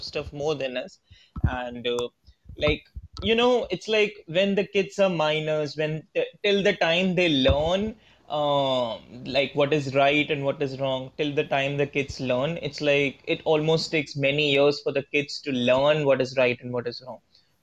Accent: India; I'm from India

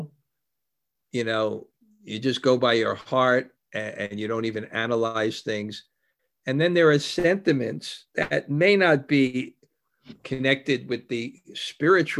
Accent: New York, United States; I grew up in New York

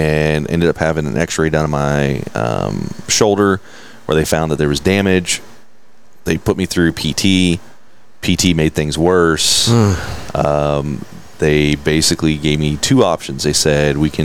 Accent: River Oaks, Texas, United States; also born or lived in Benbrook, Texas / Fort Worth, Texas / Chicago area; I've been in River Oaks primarily my entire life

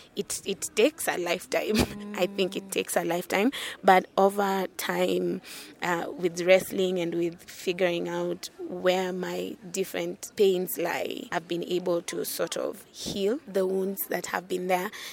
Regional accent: Kisumu, Kisumu County, Kenya; also born or lived in Nairobi; now in Kiambu, Kenya; I am from Kenya. I grew up in Kisumu, which is the lakeside city of Kenya, but I currently live

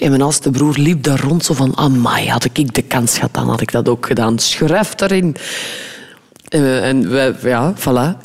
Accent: West Flanders, Belgium; ik ben ook een West-Vlaming

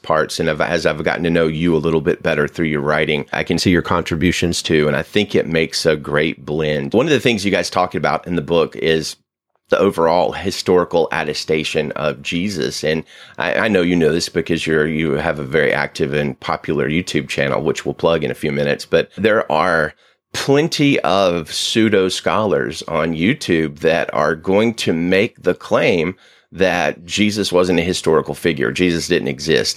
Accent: the South, United States; growing up in the South, people don't talk about doubts a lot

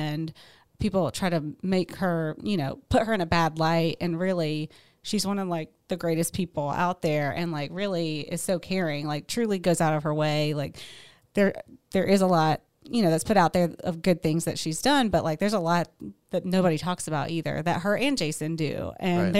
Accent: United States; we love being American

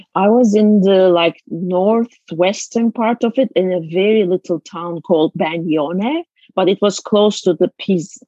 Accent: Istanbul, Turkey; moved away as an adult; now in United States; I was born in Istanbul, a 11, 12 million populated city at the time. Now it's 17 million actually since I left Istanbul. But it's just like growing up as a city girl

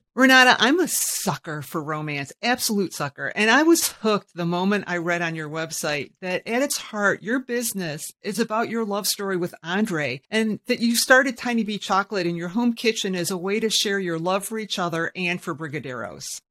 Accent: Michigan, United States; I'm a born and bred Michigander

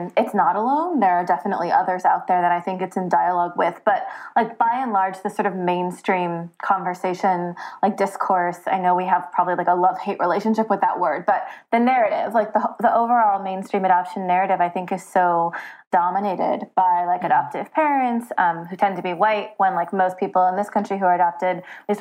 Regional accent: southern Oregon, United States; I grew up in Oregon, a small town, very white, in southern Oregon.

